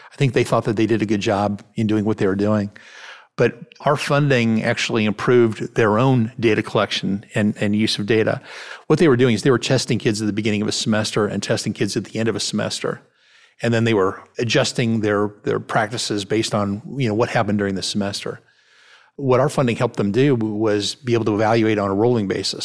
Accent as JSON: {"language": "English", "town": "Cleveland", "region": "Ohio", "country": "United States", "tie": "born or raised there", "moved": "yes", "lives_now": "Memphis, United States", "said": "I grew up in Cleveland, Ohio, where there are a lot of people moving in and moving out all the time."}